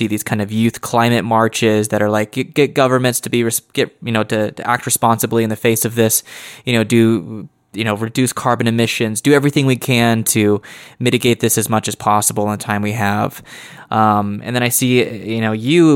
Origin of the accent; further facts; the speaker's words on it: United States; speaking as an American